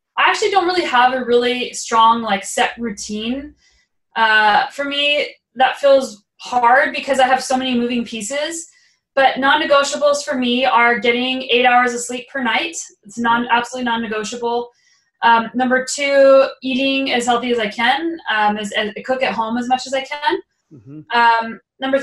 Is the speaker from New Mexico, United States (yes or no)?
yes; New Mexico, United States; also born or lived in Boulder, Colorado; now in Canada; I was living in Boulder, Colorado for 8 years, and I grew up in New Mexico where it's sunny all the time